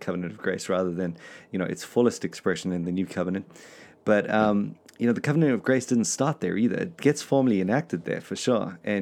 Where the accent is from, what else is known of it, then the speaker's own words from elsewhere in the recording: South Africa; We're just South African